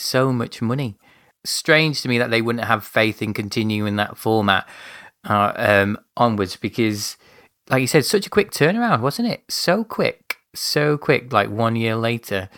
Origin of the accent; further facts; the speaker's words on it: United Kingdom; I'm being a British gentleman